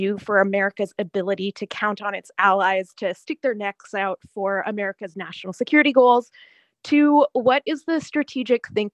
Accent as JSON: {"language": "English", "country": "Canada", "said": "I'm Canadian."}